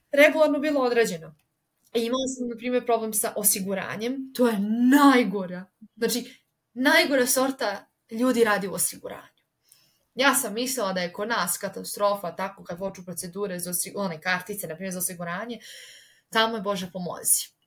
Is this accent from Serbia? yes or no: yes; Serbia; moved away as an adult; ja sam iz Srbije